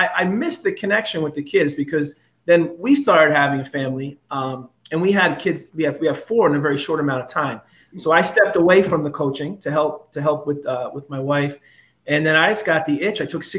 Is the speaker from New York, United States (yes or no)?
yes; Middletown, New York, United States; also born or lived in Queens, New York / Otisville, New York; I pretty much have been a lifelong resident of Orange County. I mean, I was born in Queens, New York.